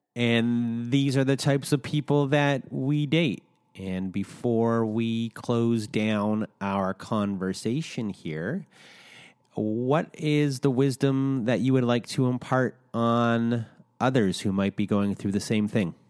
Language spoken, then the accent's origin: English; Canada; accent: Canadian; in Canada, I found out, my home country